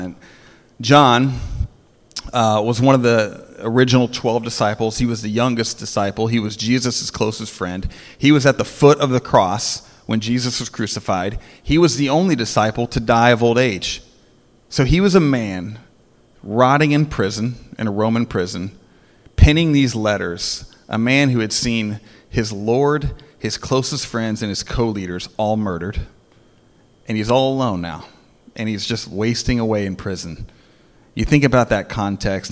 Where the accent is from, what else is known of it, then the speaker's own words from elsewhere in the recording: United States; American Christians